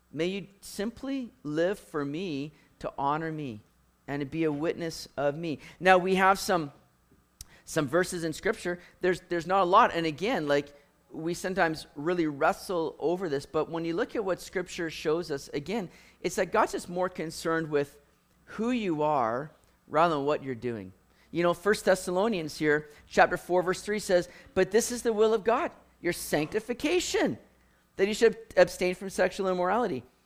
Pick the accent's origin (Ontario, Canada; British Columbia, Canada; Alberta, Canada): British Columbia, Canada; Richmond; growing up in Richmond, going to Lansdowne Mall, hitting Lord Nelson Arcade